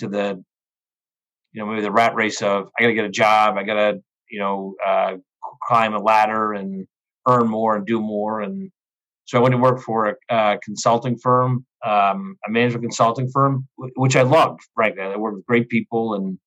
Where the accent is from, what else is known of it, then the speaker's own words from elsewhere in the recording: Danvers, Massachusetts, United States; moved away as an adult; also born or lived in Milwaukee, Wisconsin / Marshall Islands / Haiti; now in Chicago, United States; I grew up in the Boston area, and I was there through high school